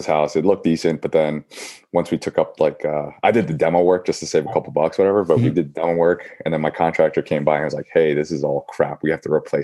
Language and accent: English; New York City, New York, United States; also born or lived in Georgia; now in Yonkers, United States; I was born and raised in New York. So I've been here all my life